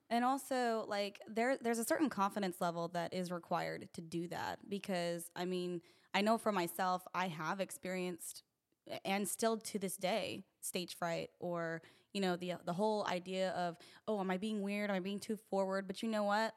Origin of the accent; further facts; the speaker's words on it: Utah, United States; I'm from Utah